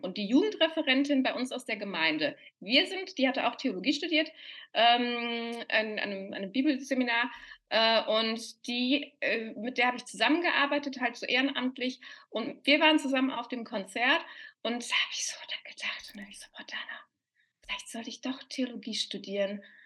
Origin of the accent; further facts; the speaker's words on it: Cologne, North Rhine-Westphalia, Germany; moved away as an adult; now in Vienna, Austria; Ich bin ja eigentlich Kölnerin, Kölner Wahlwienerin, sage ich dann immer ganz gerne